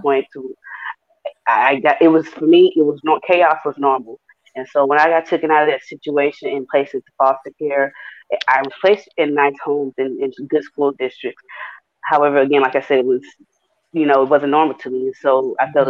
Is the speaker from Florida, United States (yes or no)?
no; Houston, Texas, United States; me being from Houston, Texas, I grew up in Fifth Ward